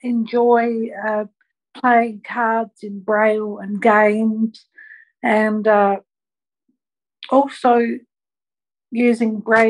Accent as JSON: {"language": "English", "country": "Australia", "said": "I'm from Australia."}